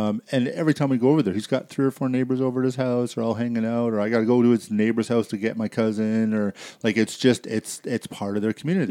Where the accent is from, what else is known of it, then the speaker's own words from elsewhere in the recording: Surrey, British Columbia, Canada; moved away as an adult; also born or lived in Vancouver / Burnaby / Coquitlam / Abbotsford; now in Airdrie, Canada; I grew up in Surrey, and then I moved to Kelowna, and then I moved out here